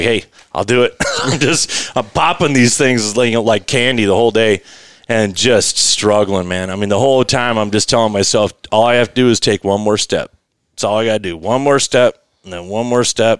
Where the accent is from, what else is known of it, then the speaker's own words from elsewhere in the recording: Colorado, United States; I grew up backpacking the Rockies, and, you know, I grew up homeless